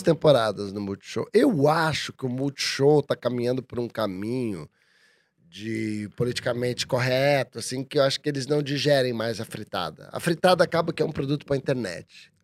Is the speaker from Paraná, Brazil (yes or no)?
yes; Curitiba, Paraná, Brazil; now in São Paulo, Brazil; sou de Curitiba